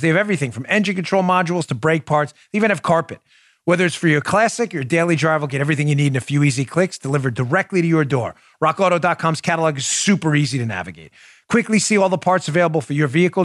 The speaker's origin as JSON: {"language": "English", "town": "New York City", "region": "New York", "country": "United States", "tie": "born or raised there", "moved": "yes", "said": "when I grew up in New York thirty years ago"}